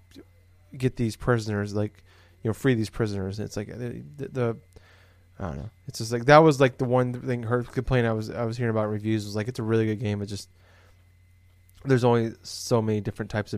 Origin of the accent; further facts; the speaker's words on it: Des Moines, Iowa, United States; I'm from Des Moines, it's the biggest city in Iowa